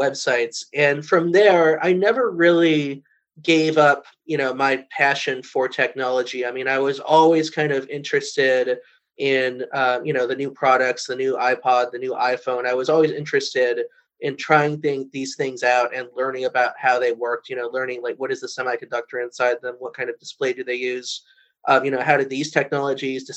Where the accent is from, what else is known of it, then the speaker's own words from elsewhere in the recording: Chicago, Illinois, United States; also born or lived in Los Angeles, California; I actually grew up in two places, in Los Angeles as a young child, and then my family moved to Chicago